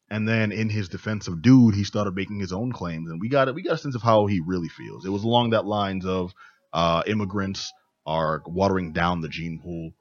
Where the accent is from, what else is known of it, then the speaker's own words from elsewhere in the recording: Northeast, United States; we come from the Northeast